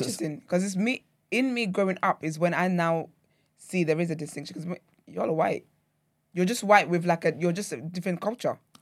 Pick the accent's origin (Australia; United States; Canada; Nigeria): Nigeria; now in United Kingdom; when I lived in Nigeria